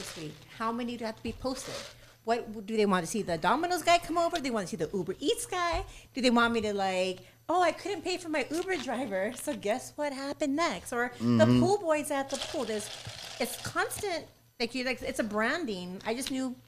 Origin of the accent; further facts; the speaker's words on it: Mexico; I'm Mexican.